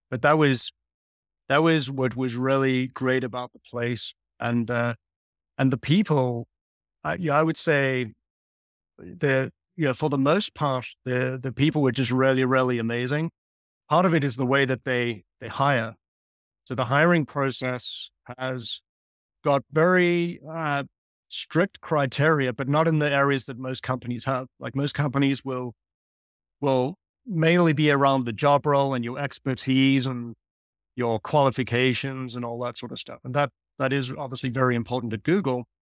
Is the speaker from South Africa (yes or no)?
yes; South Africa; moved away; I grew up in South Africa